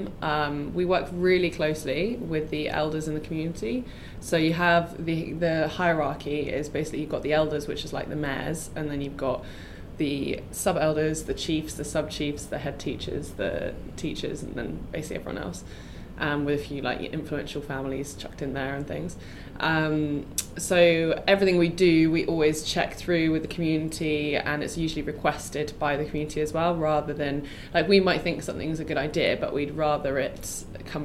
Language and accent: English; England, United Kingdom; moved away as an adult; now in Mozambique; I'm from England